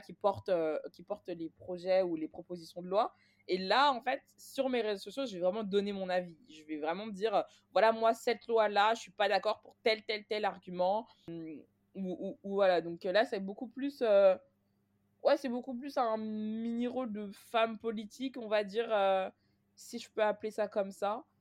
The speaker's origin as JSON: {"language": "French", "town": "Clichy-sous-Bois", "region": "Île-de-France", "country": "France", "tie": "born or raised there", "said": "j'ai grandi à Clichy-sous-Bois"}